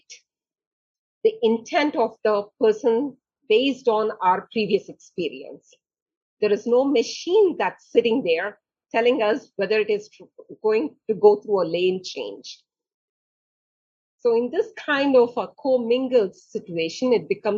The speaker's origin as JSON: {"language": "English", "country": "India", "tie": "born or raised there", "also_born_or_lived": "Germany", "moved": "yes", "lives_now": "United States", "said": "I was born in India."}